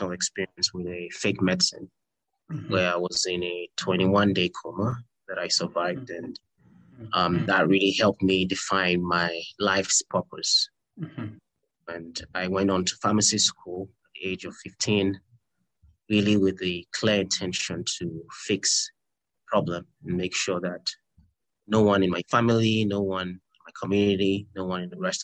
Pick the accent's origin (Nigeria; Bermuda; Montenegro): Nigeria; moved away; I'm Nigerian by nationality